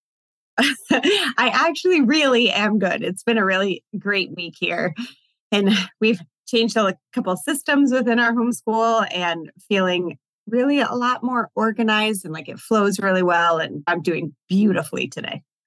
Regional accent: Virginia, United States; also born or lived in Richmond, Virginia; Virginia's my home state.

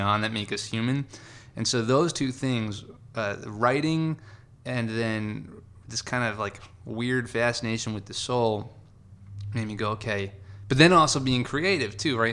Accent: Long Island, New York, United States; moved away as an adult; also born or lived in California; I loved growing up in New York.

